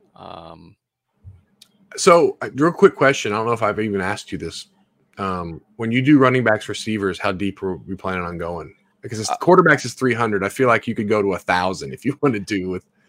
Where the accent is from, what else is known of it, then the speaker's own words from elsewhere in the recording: Memphis, Tennessee, United States; I live in Memphis, or I'm from Memphis